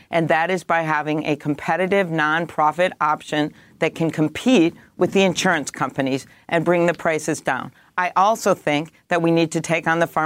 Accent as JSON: {"language": "English", "region": "Midwest", "country": "United States", "said": "I'm the one from the Midwest"}